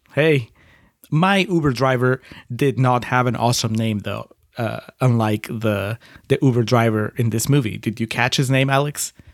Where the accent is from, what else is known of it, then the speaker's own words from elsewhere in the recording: Lima, Peru; moved away; in Lima, where I grew up